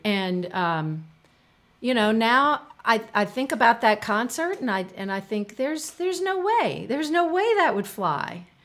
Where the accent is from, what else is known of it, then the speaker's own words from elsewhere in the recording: United States; I'm an American.